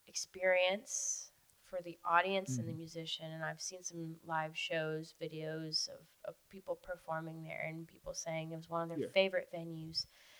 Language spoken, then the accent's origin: English; Florida, United States; I was very fortunate in where I grew up in the Keys, and the family I had that were absolutely 100% supportive of what I did.